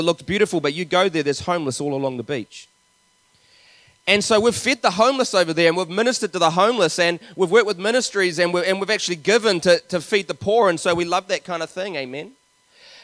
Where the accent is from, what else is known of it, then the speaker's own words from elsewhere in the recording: Te Awamutu, Waikato, New Zealand; I grew up in Te Aumutu in the Waikato